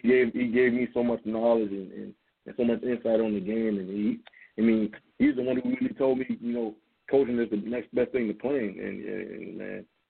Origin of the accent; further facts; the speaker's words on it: Charleston, South Carolina, United States; moved away; me and him both being from, from from Charleston, South Carolina